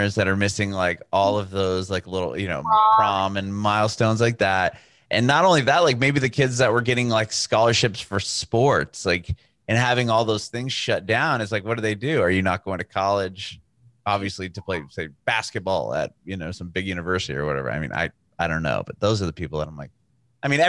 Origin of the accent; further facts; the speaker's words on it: San Diego, California, United States; moved away as an adult; now in Nashville, United States; we're all from San Diego, California. Oh, so I grew up in Southern